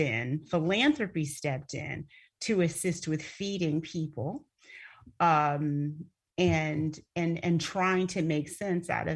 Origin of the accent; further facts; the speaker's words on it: Flint, Michigan, United States; moved away; I'm from Flint, Michigan, and Flint, Michigan was designated as a food desert